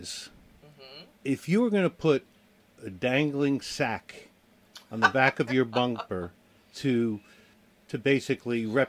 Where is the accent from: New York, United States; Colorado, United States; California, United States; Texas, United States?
New York, United States; moved away; I'm from New York